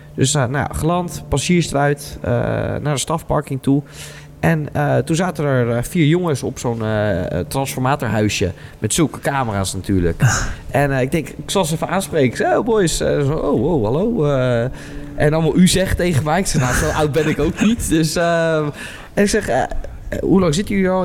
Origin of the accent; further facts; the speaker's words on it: Wijk bij Duurstede, Utrecht, Netherlands; van Wijk Beduursteden omgeving, waar ik ben opgegroeid